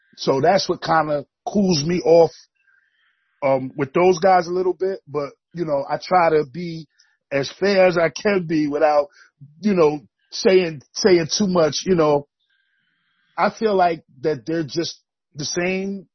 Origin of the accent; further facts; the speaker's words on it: New York City, New York, United States; moved away as an adult; now in Bennington, United States; I grew up in Brooklyn, New York. Um, I moved up to Bennington, Vermont, back in '95 to go to college